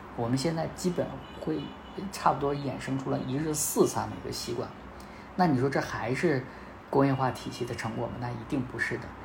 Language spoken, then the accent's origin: Chinese; China; 我们中国人